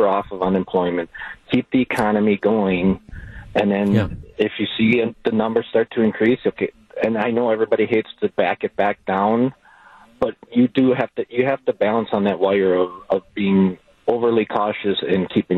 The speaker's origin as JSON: {"language": "English", "town": "Sheboygan", "region": "Wisconsin", "country": "United States", "said": "I mean, I'm from Sheboygan"}